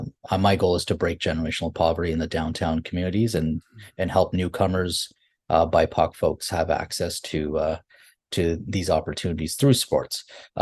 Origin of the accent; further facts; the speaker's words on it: Fiji; moved away; because we here in the community, I'm an immigrant from Fiji, we're known as laborers when you move to, because that's all you have access